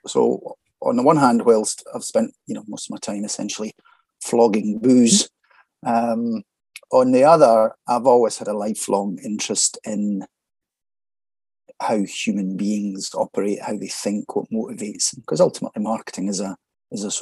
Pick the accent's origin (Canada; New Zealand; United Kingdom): United Kingdom; Falkirk, Scotland; also born or lived in Edinburgh; Grew up and born and bred in Falkirk in central Scotland